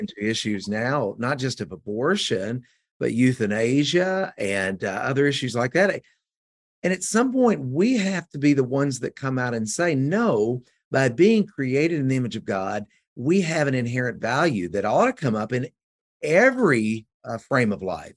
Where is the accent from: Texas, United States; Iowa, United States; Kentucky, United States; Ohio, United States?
Kentucky, United States; West; now in Georgetown, United States; I come from West Kentucky